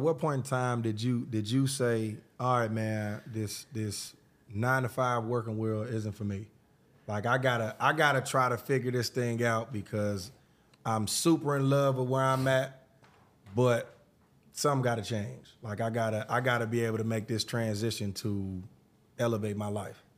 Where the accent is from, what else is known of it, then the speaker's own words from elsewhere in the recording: Atlanta, Georgia, United States; I'm from Atlanta